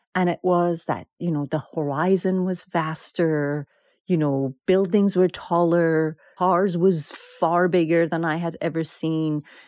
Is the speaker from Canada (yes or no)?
no; Iran; now in United States; we are Iranian Americans